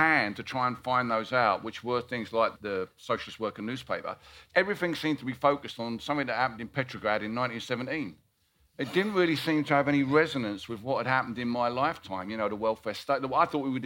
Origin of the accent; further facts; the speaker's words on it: Barking, London, United Kingdom; Barking and Dagenham Council, which is my hometown.